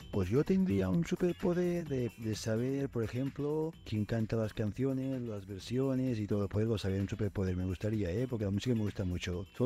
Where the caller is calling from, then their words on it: Murcia, Region of Murcia, Spain; Venga, buenas tardes, un saludo. … de Murcia, un saludo.